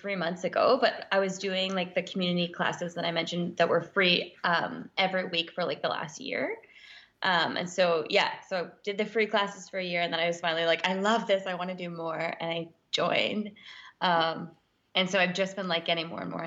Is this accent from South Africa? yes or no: no; Yukon, Canada; moved away; I'm from the Yukon actually.